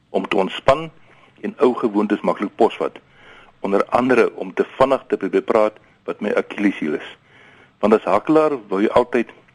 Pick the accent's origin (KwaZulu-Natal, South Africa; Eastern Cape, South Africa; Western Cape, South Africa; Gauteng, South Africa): Eastern Cape, South Africa; Queenstown; also born or lived in Pretoria / Worcester; now in Tarkastad, South Africa; Ek het grootgeword in die Queenstown, Adelaide, Emotino area